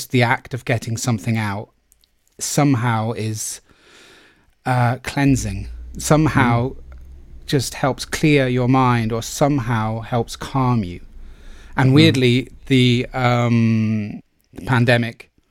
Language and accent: English; Plymouth, South West England, United Kingdom; I was from Plymouth and people from Plymouth don't do those things